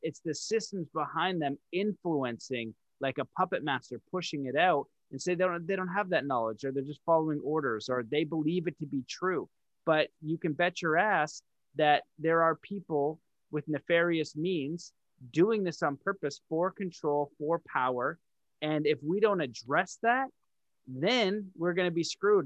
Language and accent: English; Canada; I'm French Canadian